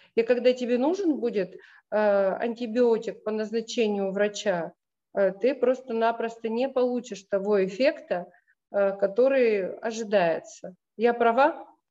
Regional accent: Russia; родом из России

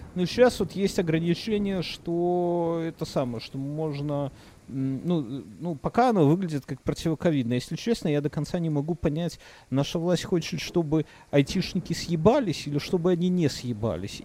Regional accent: Belarus; я как опытный белорус

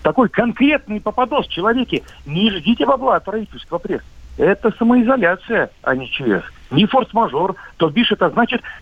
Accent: Khabarovsk, Khabarovsk Krai, Russia; Да, так точно, Дальний Восток, Хабаровск.

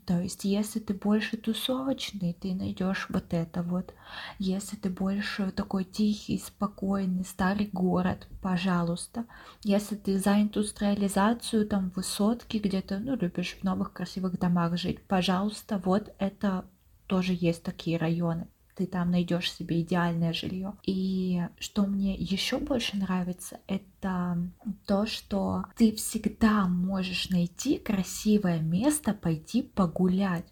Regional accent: Yekaterinburg, Sverdlovsk Oblast, Russia; moved away as an adult; now in Saint Petersburg, Russia; обе мы родились в Екатеринбурге

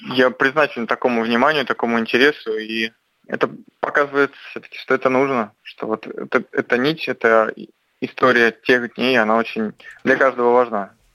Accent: near Saint Petersburg, Leningrad Oblast, Russia; я родился под Петербургом

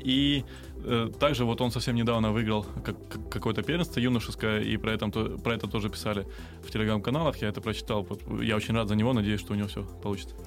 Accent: Crimea, Ukraine; moved away; also born or lived in Kramatorsk, Donetsk Oblast; я сам, я сам крымчанин

